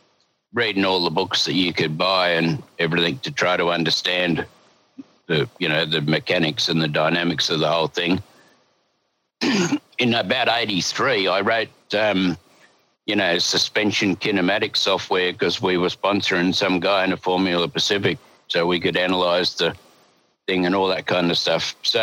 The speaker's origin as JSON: {"language": "English", "town": "Sydney", "region": "New South Wales", "country": "Australia", "tie": "born there", "said": "I was born in Sydney, so you got to be miles out of Sydney before you can get far enough out of Sydney to get real estate"}